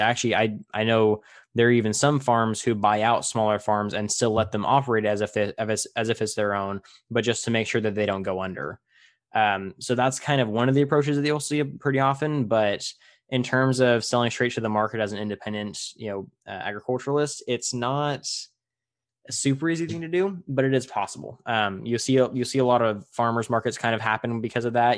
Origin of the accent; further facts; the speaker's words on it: Tulare, California, United States; my hometown, Tulare